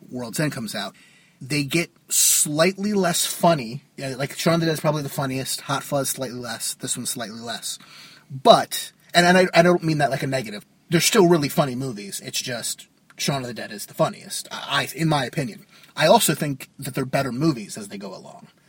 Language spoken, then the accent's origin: English; New Jersey, United States; from Jersey.